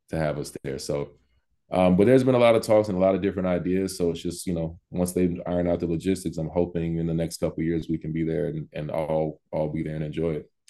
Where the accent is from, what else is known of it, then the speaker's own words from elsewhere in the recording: California, United States; I mean, I grew up in California. I didn't even know Sacramento Academy existed. Growing up there, I went to LA Academy.